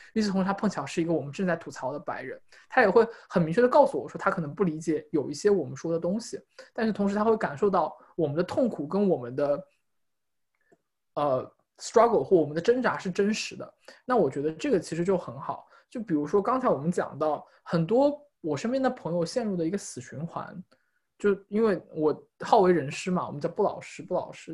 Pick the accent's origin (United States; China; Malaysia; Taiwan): China; moved away as an adult; 因为我是中国人